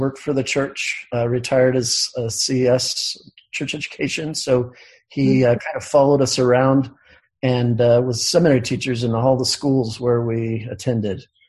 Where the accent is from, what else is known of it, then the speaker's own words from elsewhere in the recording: Bountiful, Utah, United States; I grew up in Bountiful, Utah